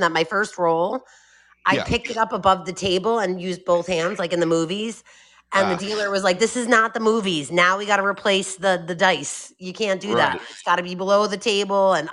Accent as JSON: {"language": "English", "region": "New York", "country": "United States", "said": "I'm a New Yorker"}